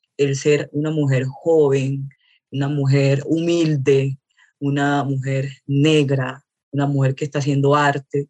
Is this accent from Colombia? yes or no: yes; Buenaventura, Valle del Cauca, Colombia; also born or lived in Cali; now in Bogotá, Colombia; soy eh, de Buenaventura, del puerto de Buenaventura